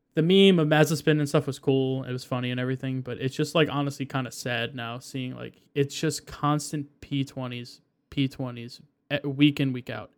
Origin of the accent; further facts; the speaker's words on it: United States; we're American